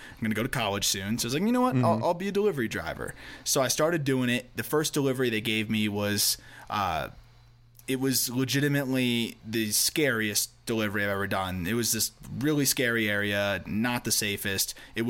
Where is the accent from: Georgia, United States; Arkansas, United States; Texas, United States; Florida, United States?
Florida, United States; I'm from Florida